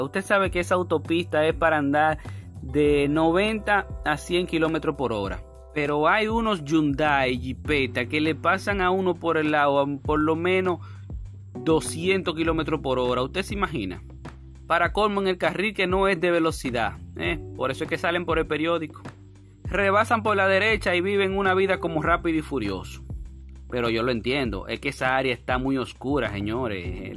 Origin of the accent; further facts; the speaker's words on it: Dominican Republic; uno como dominicano